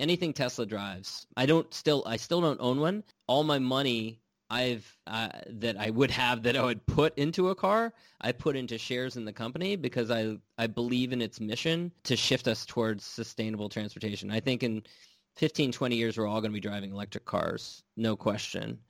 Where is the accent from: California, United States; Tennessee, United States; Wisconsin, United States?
California, United States; also born or lived in Washington D.C.; I'm from California, I live in California now